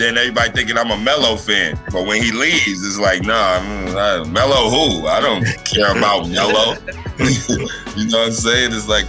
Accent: New York, United States; I'm actually from Brooklyn

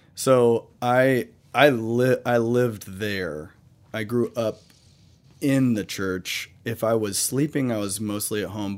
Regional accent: the Bible Belt, the South, United States; when I grew up in the Bible Belt

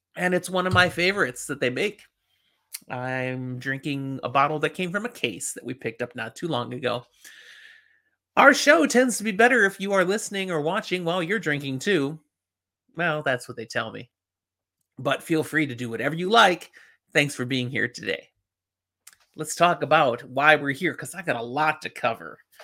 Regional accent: Chicago, Illinois, United States; when I was growing up in Chicago

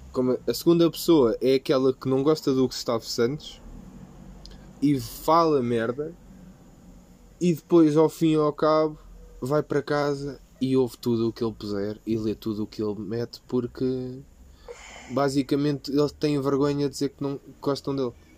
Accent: Portugal; nasci em Portugal

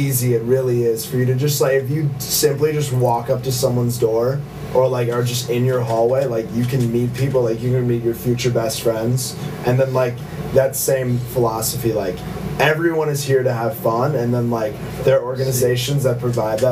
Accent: Midwest, United States; moved away as an adult; I'm from the Midwest

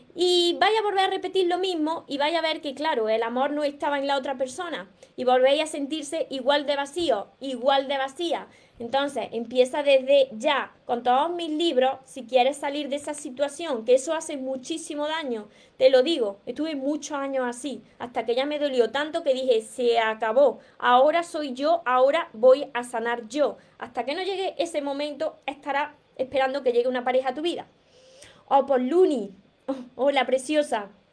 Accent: Andalusia, Spain; accent: Andalusian; soy andaluza y además soy andaluza de las que tiene el acento muy marcado

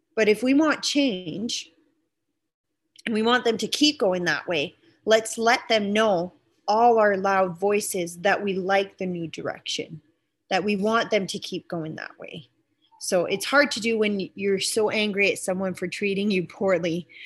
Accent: East Coast, Canada; moved away; also born or lived in Saskatchewan; I'm originally from the East Coast, so um, I, you can we kind of grow up more liberal there

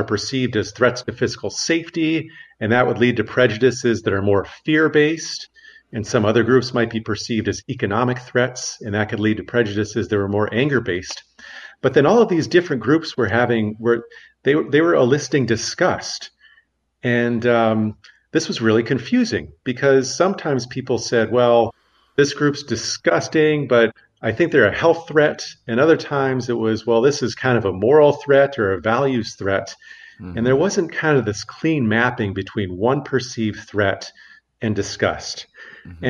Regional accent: Phoenix, Arizona, United States; moved away as an adult; also born or lived in Albuquerque, New Mexico; now in Amsterdam, Netherlands; I was born and raised in Phoenix, Arizona

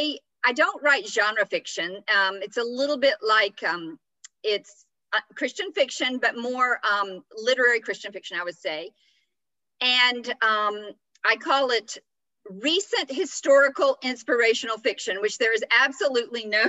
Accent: Atlanta, Georgia, United States; moved away as an adult; also born or lived in France; where I grew up in Atlanta

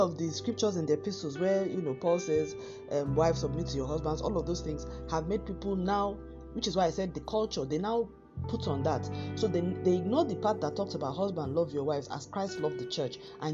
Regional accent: Nigeria; moved away; in my home country, Nigeria

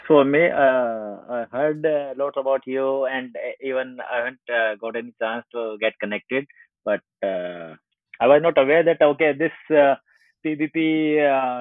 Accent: Modinagar, Uttar Pradesh, India; I born and brought up in Modinagar. That's just around 40 kilometers far from this Delhi.

